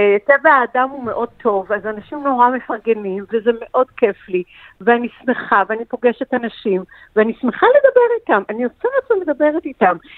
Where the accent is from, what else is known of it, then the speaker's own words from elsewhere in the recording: Safed, Northern District, Israel; זה מאכל שהיינו אוכלים בצפת, כי אנחנו מצפת